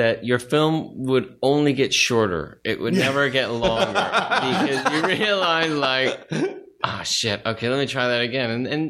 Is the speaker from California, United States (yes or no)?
yes; Studio City, California, United States; In Studio City.